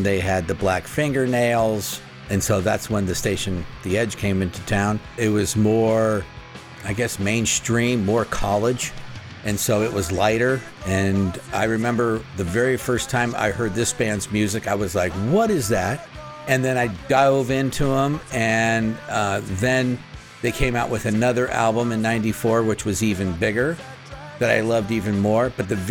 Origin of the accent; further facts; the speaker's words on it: Phoenix, Arizona, United States; Again, I grew up in Phoenix, so we didn't really have alternative radio.